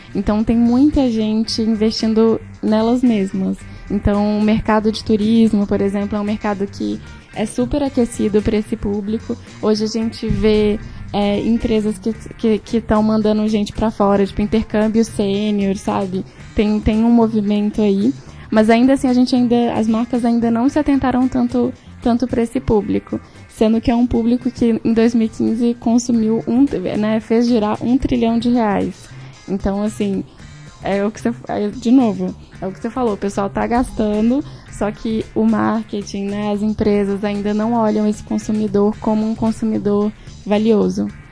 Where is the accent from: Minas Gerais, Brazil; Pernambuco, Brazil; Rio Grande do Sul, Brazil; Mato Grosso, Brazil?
Minas Gerais, Brazil; Belo Horizonte; moved away as an adult; now in São Paulo, Brazil; eu sou mineira, acho que isso diz muito sobre mim também. Venho, sou de Belo Horizonte, moro em São Paulo há seis anos